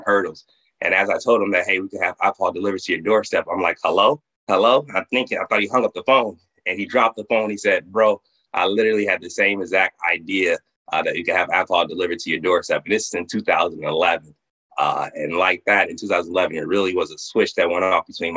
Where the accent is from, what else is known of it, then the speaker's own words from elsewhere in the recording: Houston, Texas, United States; moved away as an adult; also born or lived in Miami, Florida; now in Atlanta, United States; I'm originally from Houston, Texas.